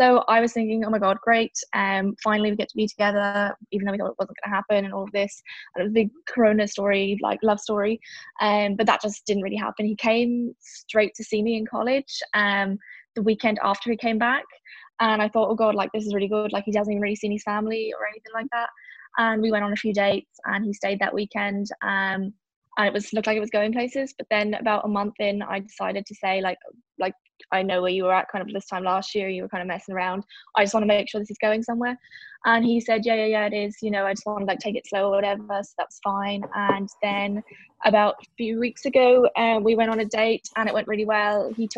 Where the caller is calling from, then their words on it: County Donegal, Ireland; Donegal in Ireland.